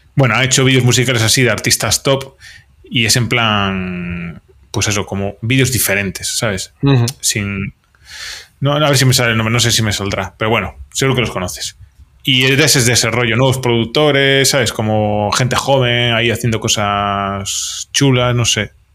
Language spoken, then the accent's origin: Spanish; Vigo, Galicia, Spain; now in Astigarraga, Spain; yo soy del Celta eh, de Vigo toda la vida